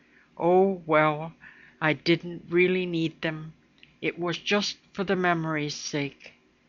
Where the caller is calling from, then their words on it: Toronto, Ontario, Canada; I'm podcasting from Toronto, Ontario, Canada.